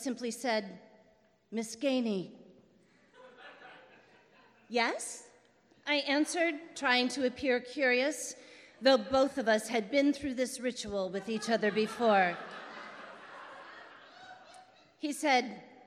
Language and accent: English; Crystal City, Missouri, United States; my hometown of Crystal City